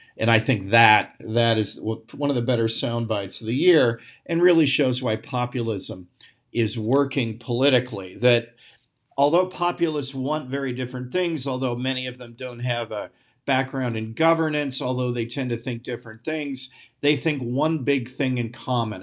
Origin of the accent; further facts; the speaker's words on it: United States; also born or lived in The Hague, Netherlands; as an American used to open spaces